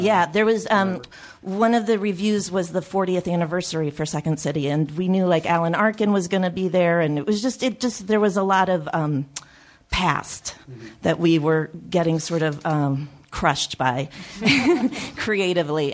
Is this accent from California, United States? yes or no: no; Chicago, Illinois, United States; I grew up in Chicago